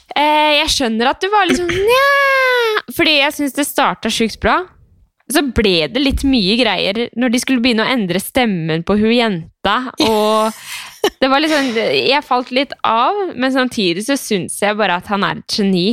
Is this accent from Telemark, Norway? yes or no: yes; Skien, Telemark, Norway; moved away as an adult; Når jeg flytta fra Skien for syv-åtte år siden, så føler jeg bare trykte på pause, og så har jeg bare kommet tilbake